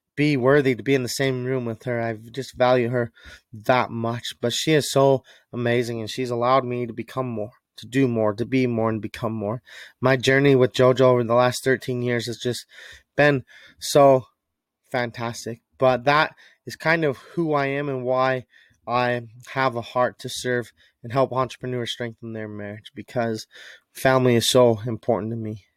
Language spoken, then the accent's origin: English; Utah, United States; I was raised in Utah as a kid